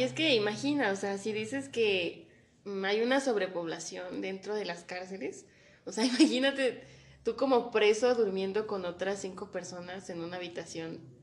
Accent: Mexico; como mexicanos tenemos esta cultura de novelas

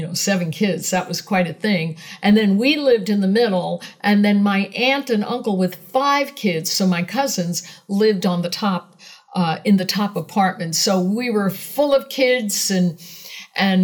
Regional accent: New York City, New York, United States; I was born on April 8th, 1955 in Brooklyn, New York

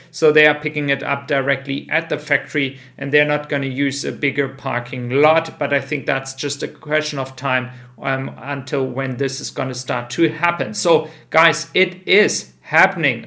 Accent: Frankfurt, Hesse, Germany; my hometown, Frankfurt

